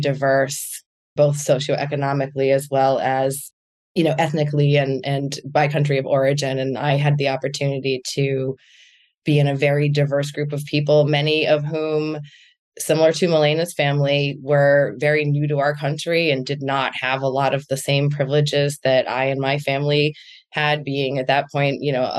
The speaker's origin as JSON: {"language": "English", "town": "Boston", "region": "Massachusetts", "country": "United States", "tie": "born or raised there", "said": "I grew up in Boston where I still live and reside today."}